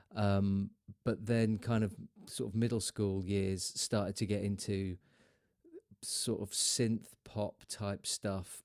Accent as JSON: {"language": "English", "town": "Lowestoft", "region": "East of England", "country": "United Kingdom", "tie": "born or raised there", "also_born_or_lived": "London", "moved": "as an adult", "said": "my hometown of Lowestoft"}